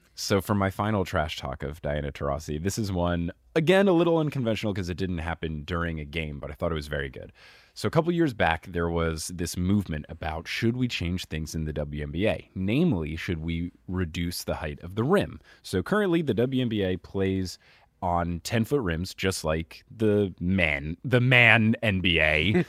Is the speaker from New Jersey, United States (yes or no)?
yes; New Jersey, United States; I grew up in New Jersey